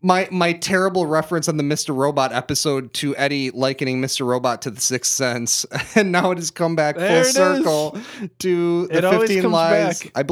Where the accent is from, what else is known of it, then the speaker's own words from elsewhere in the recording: Canada; Okay, I'm from Canada, dude.